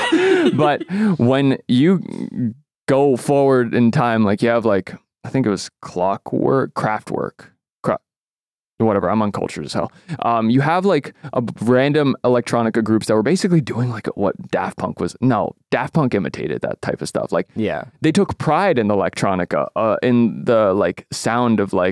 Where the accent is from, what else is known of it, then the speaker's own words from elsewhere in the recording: Canada; I'm Canadian